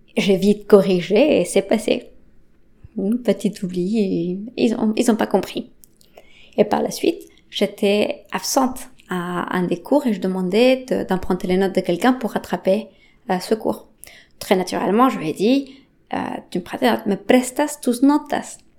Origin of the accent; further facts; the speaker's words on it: Bolivia; first language Spanish; French is a second language; now in France; J'ai grandi en Bolivie